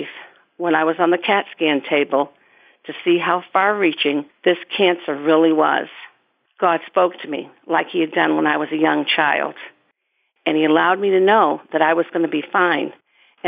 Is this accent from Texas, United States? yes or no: no; South Shore of Massachusetts, United States; I grew up on the South Shore of Massachusetts, three houses up from the beach